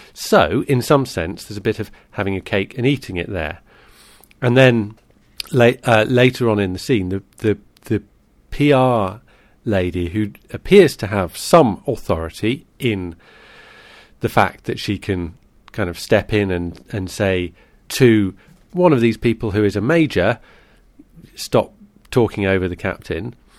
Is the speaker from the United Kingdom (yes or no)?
yes; United Kingdom; as a Brit